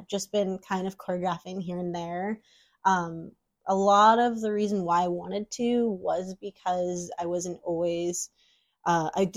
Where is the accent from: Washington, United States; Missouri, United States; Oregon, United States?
Washington, United States; Tacoma; also born or lived in Seattle, Washington; I'm originally from Tacoma, Washington, so about a 45-minute drive south from Seattle